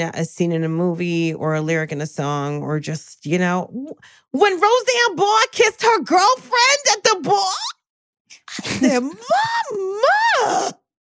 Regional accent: New Jersey, United States; I'm from Jersey.

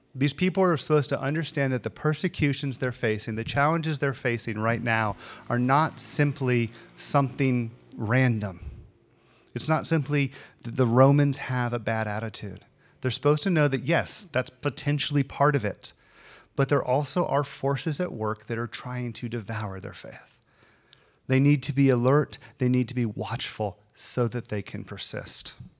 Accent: the South, United States; I grew up in the South. This is the South.

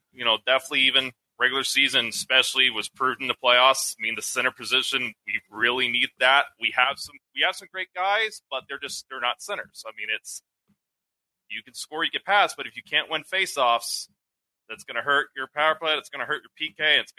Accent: Texas, United States; I can't say I'm a true Minnesota sports fan because I'm from Texas

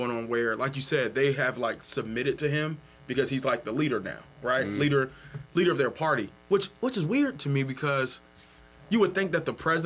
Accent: Virginia, United States; I'm from Virginia

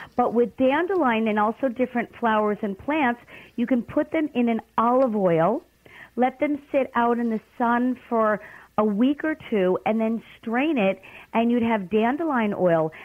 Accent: New York City, New York, United States; I'm from Brooklyn

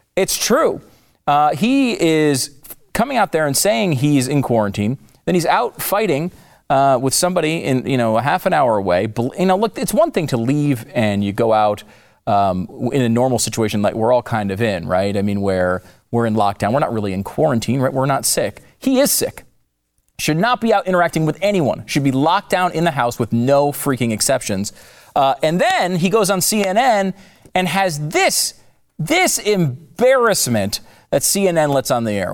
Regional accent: United States; as an American

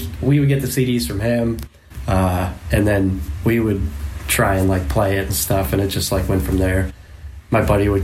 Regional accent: Maine, United States; the area that I grew up in Maine

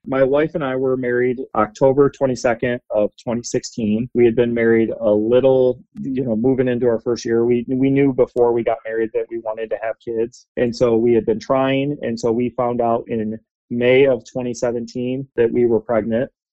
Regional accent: Grand Rapids, Michigan, United States; I was born in Grand Rapids

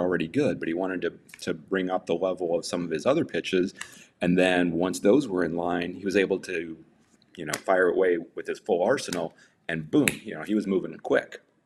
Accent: Kankakee, Illinois, United States; moved away as an adult; now in Arizona, United States; I'm originally from Illinois, around the Kankakee area

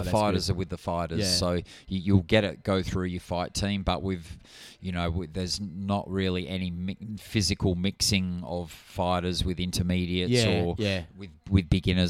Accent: Perth, Western Australia, Australia; also born or lived in Bullsbrook / Morley; I grew up sort of around the Bayswater, Maylands kind of area.

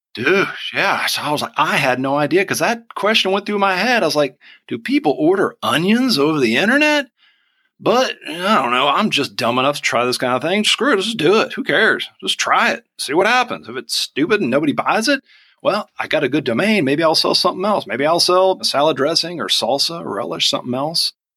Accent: Georgia, United States; accent: Southern; also born or lived in Vidalia, Georgia / Atlanta, Georgia

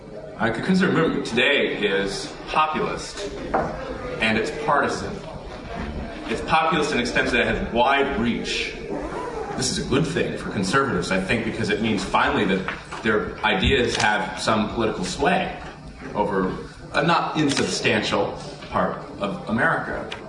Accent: Springfield, Virginia, United States; I grew up in Springfield, Virginia, about 10 minutes away from the Beltway, suburb.

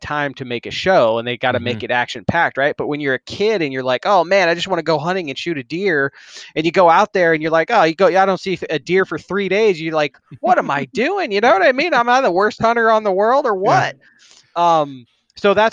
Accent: Arizona, United States; I've lived in Arizona since I was 8. So got here at an early age

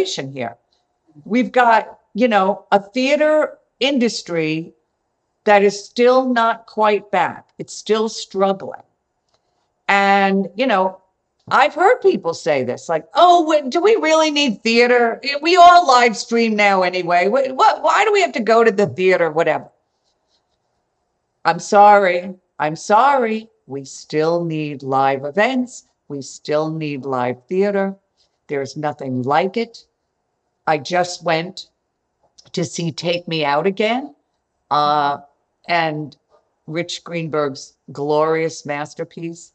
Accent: Long Island, New York, United States; now in Manhattan, United States; I grew up on Long Island. I had a wonderful childhood. I loved Long Island.

